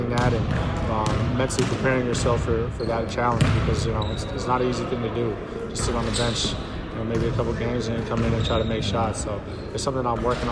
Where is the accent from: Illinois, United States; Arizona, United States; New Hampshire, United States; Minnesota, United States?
New Hampshire, United States; also born or lived in Maine; I was born in Maine. I'm really from New Hampshire.